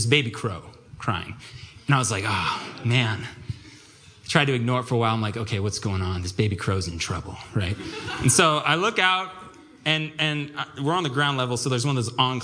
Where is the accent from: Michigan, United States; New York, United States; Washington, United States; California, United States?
Washington, United States; Vancouver; moved away as an adult; now in Seattle, United States; I was born and raised in Vancouver, USA